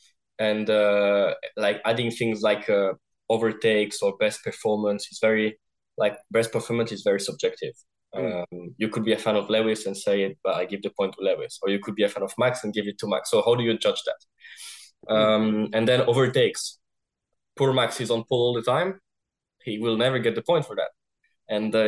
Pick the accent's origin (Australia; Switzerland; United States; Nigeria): Switzerland; I'm from Switzerland. There's what, 7 million people